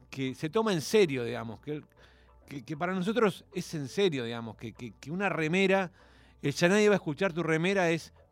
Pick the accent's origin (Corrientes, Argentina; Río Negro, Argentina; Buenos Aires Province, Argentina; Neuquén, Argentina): Corrientes, Argentina; born there; also born or lived in Buenos Aires; nací en Corrientes, viví en muchos